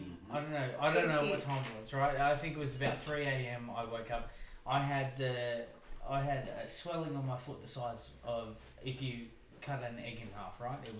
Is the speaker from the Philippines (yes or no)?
no; Blue Mountains, New South Wales, Australia; growing up in the Blue Mountains